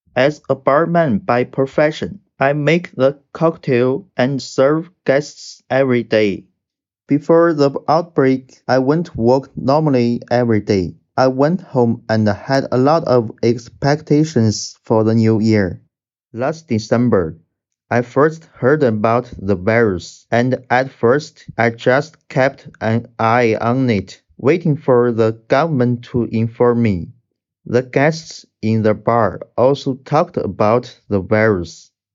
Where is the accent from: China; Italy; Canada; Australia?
China; Wuhan, Hubei; I'm from Wuhan, China